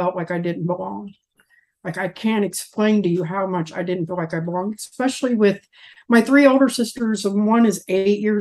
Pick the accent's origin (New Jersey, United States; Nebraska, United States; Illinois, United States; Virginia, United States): Illinois, United States; moved away as an adult; now in Evansville, United States; Right now, I'm located in Evansville, Indiana. I'm originally from Illinois. I lived there for 42 and a half years